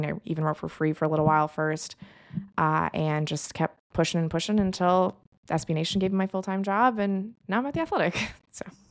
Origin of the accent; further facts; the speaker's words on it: Los Angeles, California, United States; My parents moved to L A right around the time of the Showtime Lakers